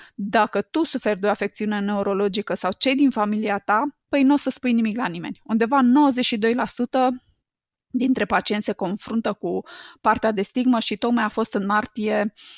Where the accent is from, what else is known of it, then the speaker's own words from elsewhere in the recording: Romania; noi, ca români